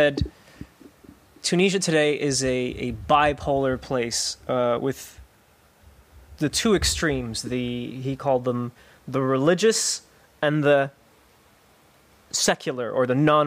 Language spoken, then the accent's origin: English; United States; I'm not just talking as an American